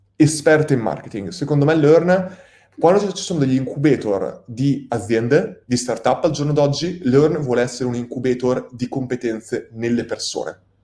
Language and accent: Italian; Italy; siamo il popolo italiani